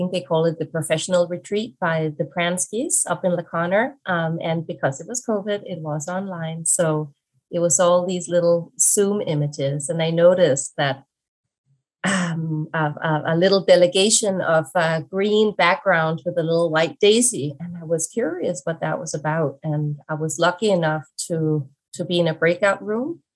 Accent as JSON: {"language": "English", "country": "Denmark", "tie": "born or raised there", "also_born_or_lived": "Hong Kong", "moved": "as an adult", "lives_now": "Vancouver, Canada", "said": "I am originally from Denmark. I was born in Denmark and lived there pretty much my whole life up until 2017"}